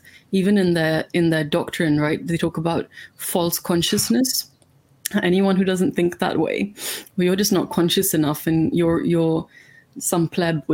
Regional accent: India; now in United Kingdom; I'm from India, which is like famously colonized part of the British Empire.

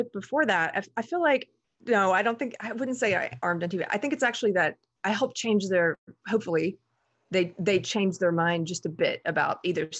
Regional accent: the South, United States; Well, I was an outlier because I grew up in the South. And so, and my dad was Army and I grew up around firearms.

